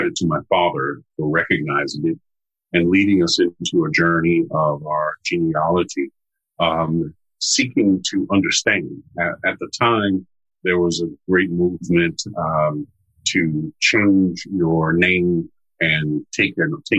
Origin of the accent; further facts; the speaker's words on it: United States; I am an American of African descent